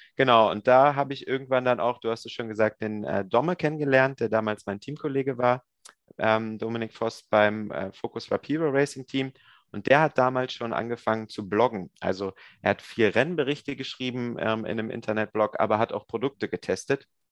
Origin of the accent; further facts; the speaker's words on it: near Hanover, Lower Saxony, Germany; Ursprünglich bin ich aus Niedersachsen in der Nähe von Hannover